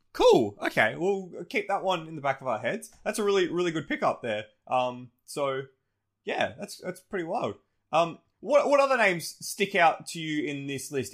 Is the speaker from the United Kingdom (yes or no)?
no; Australia; despite being Australian